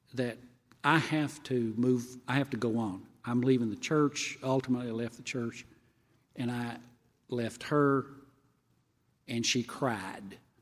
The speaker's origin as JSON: {"language": "English", "region": "Tennessee", "country": "United States", "also_born_or_lived": "Kentucky", "moved": "as an adult", "said": "I was from Tennessee"}